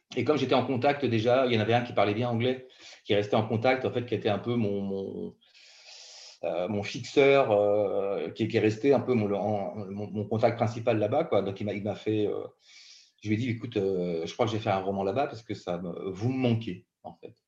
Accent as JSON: {"language": "French", "region": "Brittany", "country": "France", "tie": "born or raised there", "said": "J'ai grandi en Bretagne"}